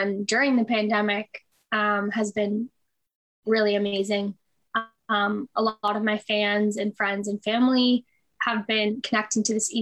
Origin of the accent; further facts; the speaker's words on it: Toronto, Ontario, Canada; I was born and raised in Toronto, still there currently